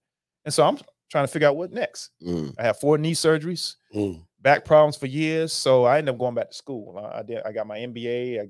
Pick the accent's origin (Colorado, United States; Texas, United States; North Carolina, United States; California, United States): North Carolina, United States; Charlotte; I was born in Charlotte, North Carolina.